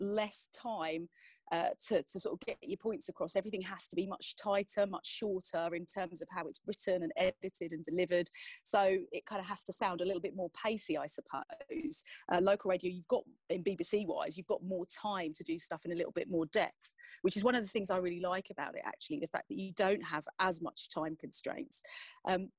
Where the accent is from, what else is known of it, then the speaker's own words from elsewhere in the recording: Essex, East of England, United Kingdom; I'm fiercely passionate about Essex because it's where I'm from. It's where I live now.